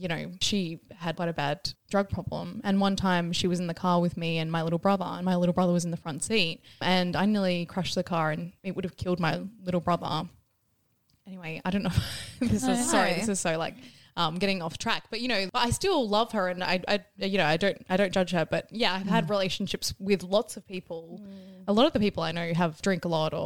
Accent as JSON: {"language": "English", "country": "Ireland", "said": "I'm Irish"}